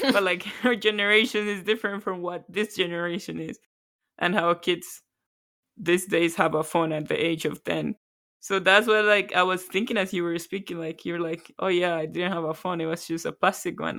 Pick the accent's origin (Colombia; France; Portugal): Colombia; moved away as an adult; now in Canada; Born and raised in Colombia. Moved to Canada about nine years ago.